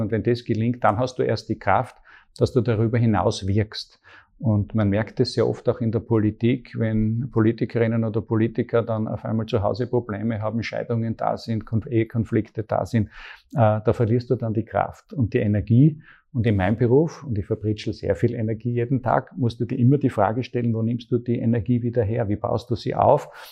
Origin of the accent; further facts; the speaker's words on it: Graz, Styria, Austria; ich bin aufgewachsen in Graz in einer ganz, ganz tollen Familie